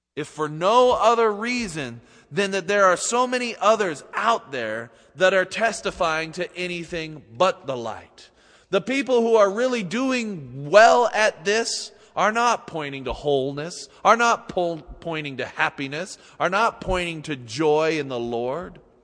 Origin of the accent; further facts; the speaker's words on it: Utah, United States; moved away as an adult; also born or lived in Seattle; growing up in Utah